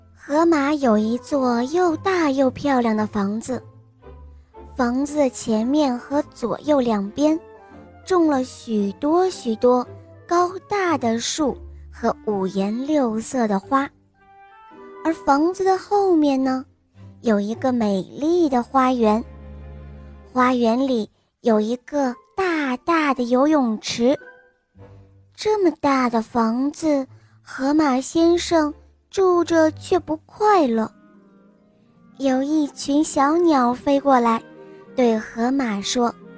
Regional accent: Henan, China; 我今年四十，我今年四十岁了，我来自河南

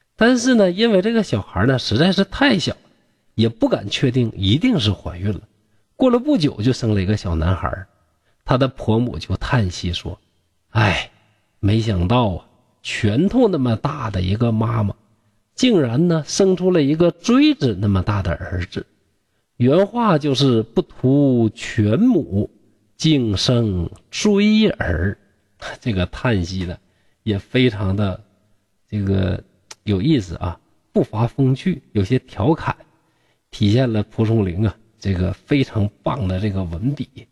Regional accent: Shenyang, Liaoning, China; 我家乡啊，这个沈阳

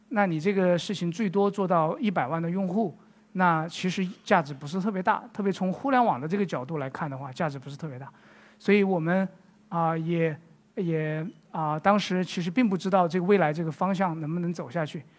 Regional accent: Sichuan, China; moved away as an adult; also born or lived in Beijing; 我自己是出生在四川的一个小地方，是一个小镇

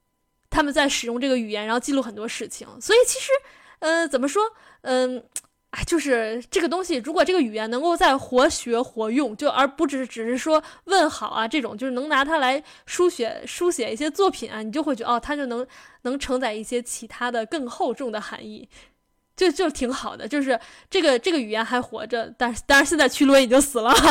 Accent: Xinjiang, China; 确的认为我就是新疆人。

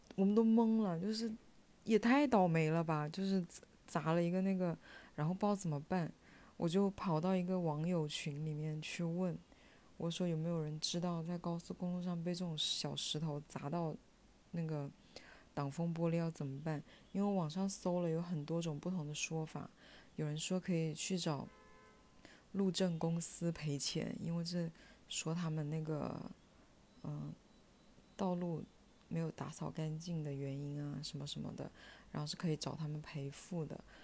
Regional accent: Shenzhen, Guangdong, China; 他跟我一样都是在深圳长大的，基本上朋友都在深圳

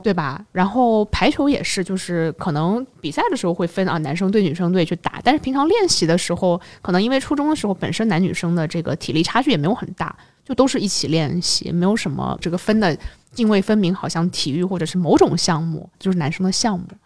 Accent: China; 我们可能作为中国人

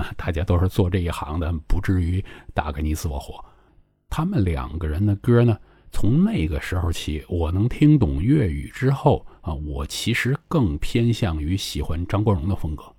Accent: northern China, China; moved away as an adult; now in Guangdong, China; 那个时候作为一个北方人啊

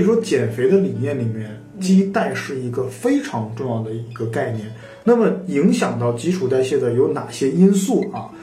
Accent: China; 我们中国人也是比较容易肥胖

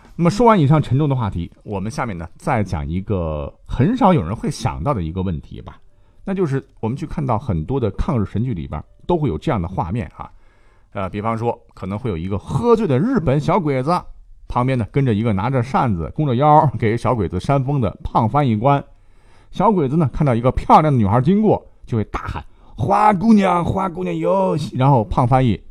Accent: China; 我们中国人十四年的艰苦抗战史

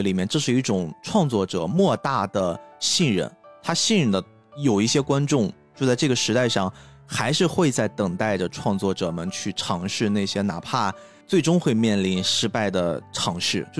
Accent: China; 而且是我们中国人自己做的，就是那种心情

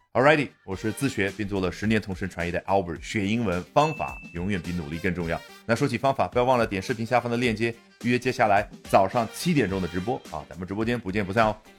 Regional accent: China; 我们中国人可能会这样去表达

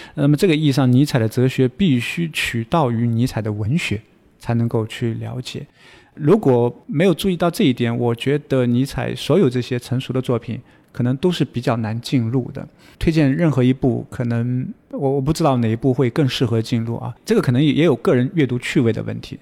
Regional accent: China; 相当于我们中国人说的谚语

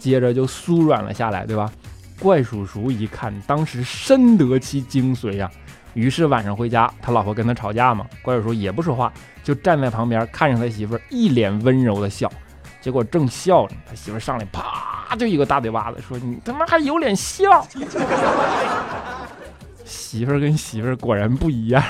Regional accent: Northeast China, China; 东北那嘎咱都用方言拜是不是？

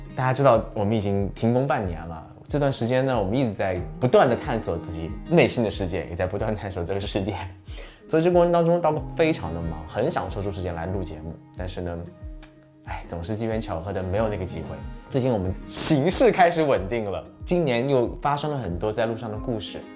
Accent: Wanzhou, Chongqing, China; moved away; 出生在离重庆一百七十公里的一个地方，啊，这个地方呢，以前到重庆需要八九个小时的车

